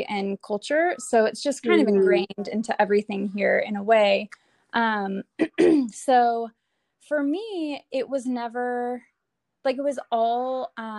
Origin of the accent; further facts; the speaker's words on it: Atlanta, Georgia, United States; also born or lived in California; we're originally from Georgia, Atlanta, Georgia, where I am